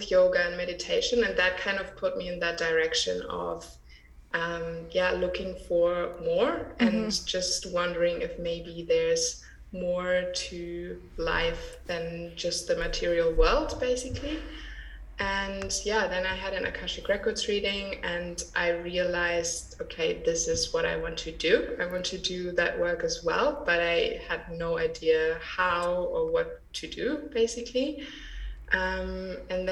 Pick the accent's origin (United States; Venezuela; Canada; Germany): Germany; I grew up in Germany